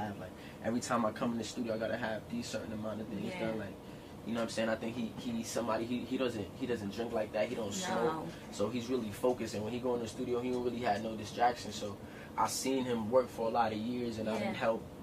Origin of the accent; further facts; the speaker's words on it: New York City, New York, United States; I'm from Crown Heights